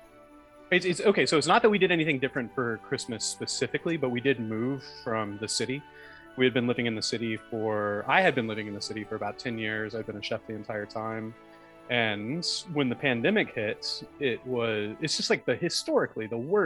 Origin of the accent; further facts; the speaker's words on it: Alabama, United States; also born or lived in New York area; now in New York, United States; We're all from Alabama, but we all ended up here